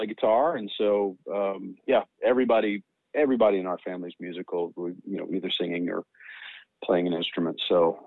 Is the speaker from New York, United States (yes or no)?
no; Cleveland, Tennessee, United States; also born or lived in Nashville; I was born and raised in Cleveland, Tennessee